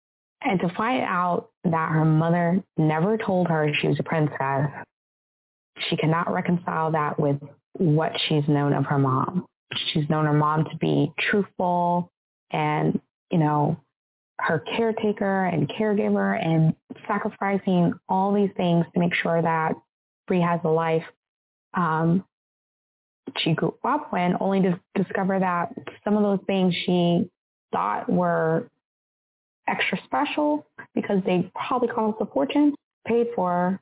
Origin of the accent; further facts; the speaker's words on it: United States; I'm from America. Like, I grew up as an American, even though I'm half African.